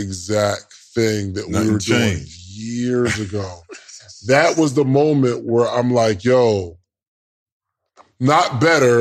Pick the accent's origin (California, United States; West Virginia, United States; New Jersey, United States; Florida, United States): New Jersey, United States; Willowbrook; I'm from Willowbrook, New Jersey.